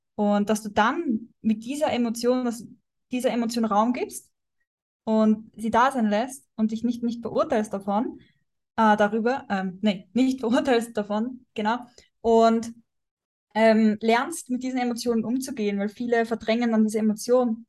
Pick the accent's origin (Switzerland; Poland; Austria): Austria; moved away as an adult; bin jetzt äh, aus Prag, äh, aus Österreich ausgewandert